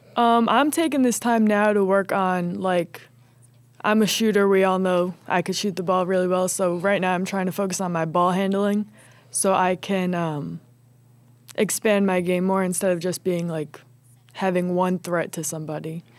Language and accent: English; Old Bridge, New Jersey, United States; I am from Old Bridge, New Jersey